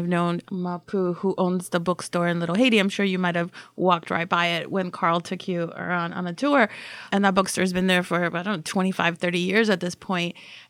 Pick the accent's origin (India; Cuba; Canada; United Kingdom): Cuba; now in Miami, United States; I came from Cuba on a boat in 1980